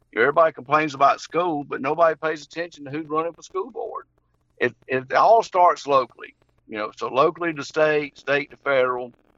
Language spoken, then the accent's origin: English; Henry County, Georgia, United States; also born or lived in Jackson, Georgia; I grew up in Henry County, and when I graduated from Henry County in 1982